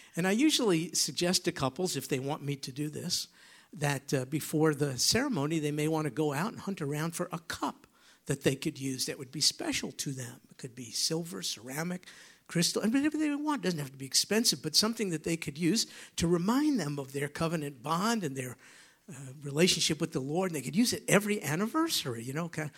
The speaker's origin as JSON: {"language": "English", "region": "New York", "country": "United States", "moved": "yes", "said": "I come from New York."}